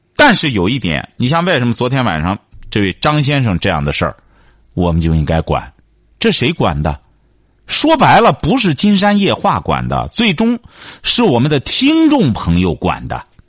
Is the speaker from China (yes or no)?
yes; Jinan, Shandong, China; 这是我们济南人应该感觉到非常自豪的